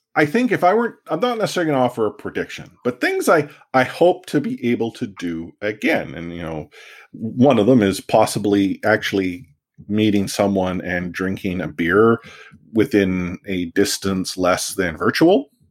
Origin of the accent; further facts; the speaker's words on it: Vancouver, British Columbia, Canada; I grew up in Vancouver and my sport was soccer